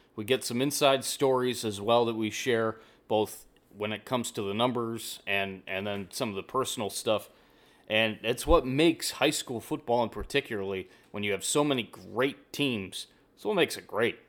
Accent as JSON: {"language": "English", "town": "Canton", "region": "Ohio", "country": "United States", "tie": "born or raised there", "moved": "yes", "said": "born and raised in, in Canton, Ohio, about an hour away"}